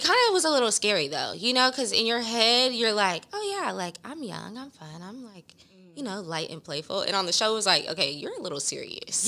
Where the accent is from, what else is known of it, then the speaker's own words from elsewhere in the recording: Los Angeles, California, United States; also born or lived in Inglewood; 'cause it's my hometown